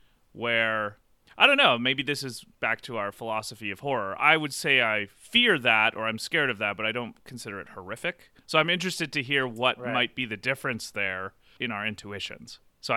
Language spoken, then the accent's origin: English; Nelson, British Columbia, Canada; Oh, sorry. I meant from where I grew up in Nelson.